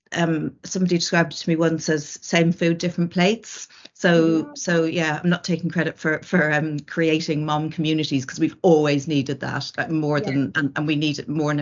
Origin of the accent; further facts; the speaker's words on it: Ireland; moved away; I was from Ireland and my family were in Ireland